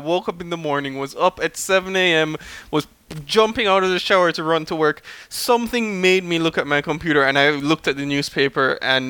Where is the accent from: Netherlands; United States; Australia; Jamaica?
Jamaica; now in Trinidad and Tobago; everyone knows I'm Jamaican on this podcast. However, I do reside in Trinidad and Tobago.